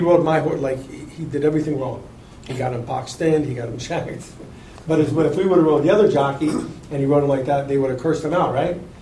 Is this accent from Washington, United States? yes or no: no; New York, United States; moved away as an adult; now in Kentucky, United States; I grew up in New York